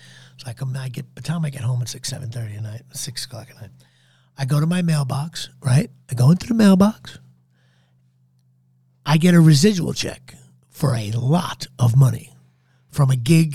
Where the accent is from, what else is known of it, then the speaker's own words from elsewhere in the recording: New Jersey, United States; I'm from Central Jersey